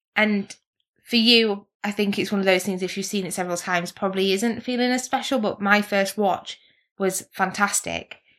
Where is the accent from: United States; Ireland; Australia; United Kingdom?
United Kingdom; England; we're English people